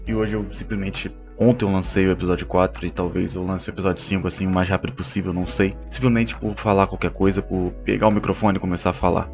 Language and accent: Portuguese; Rio de Janeiro, Brazil; eu cresci em Bangu, no Rio de Janeiro